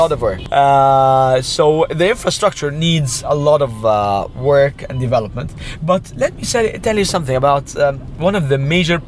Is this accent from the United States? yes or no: no; Cairo, Cairo Governorate, Egypt; born and raised in Cairo before the revolution time